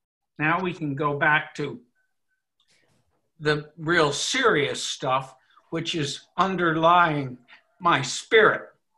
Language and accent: English; New Jersey, United States; I've had a very privileged upbringing. I grew up in New Jersey.